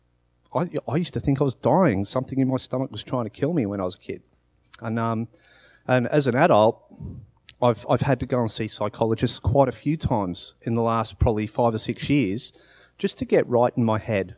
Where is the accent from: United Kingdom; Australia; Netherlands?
Australia; born there; So, I was born in Australia. I was born to parents who were English.